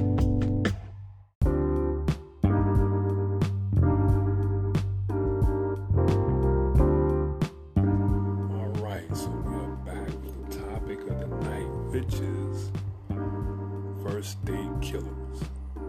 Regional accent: the South, United States; I'm old school and I'm from the South, and that's how I was raised

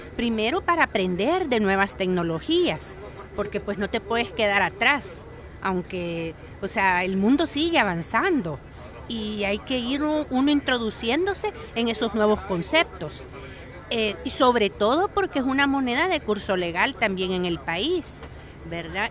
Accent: El Salvador; soy salvadoreña.

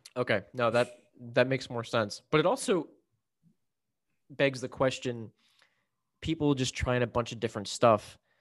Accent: Maryland, United States; I'm from Maryland

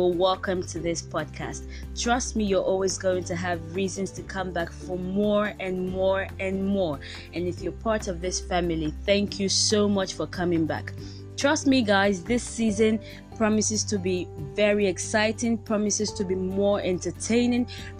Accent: Nigeria; I'm a Nigerian. I live in Lagos. I speak English, Yoruba, and a little bit of French

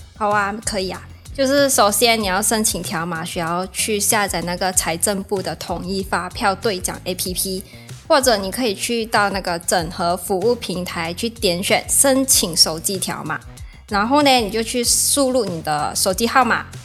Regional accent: Malaysia; now in Taiwan; 我来自马来西亚。那现在呢，是南台的研究生

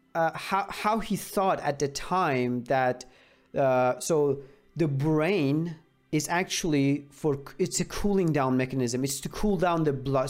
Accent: Iran; I'm from Iran

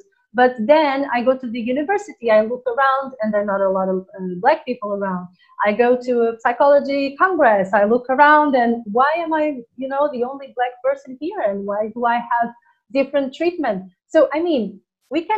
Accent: Portugal; moved away as an adult; also born or lived in Angola / Tenerife; I was born in Angola, in Africa, and then I went to Portugal, that's where I was raised, and that's where I lived until I was a grown up. Then I moved to Tenerife

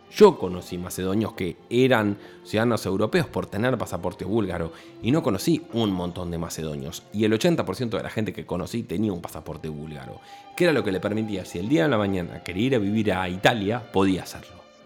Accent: Buenos Aires, Argentina; el porteño, como puedo ser yo, que soy

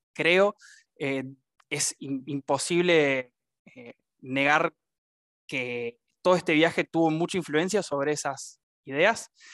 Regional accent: Argentina; now in Paraná, Argentina; Soy de Argentina, nacido y criado y actualmente viviendo en la ciudad de Paraná, Entre Ríos

